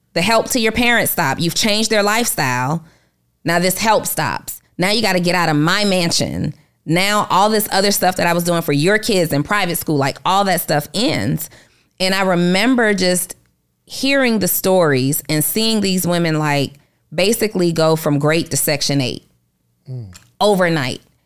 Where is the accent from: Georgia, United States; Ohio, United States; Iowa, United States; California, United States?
Georgia, United States; Atlanta; I grew up in Atlanta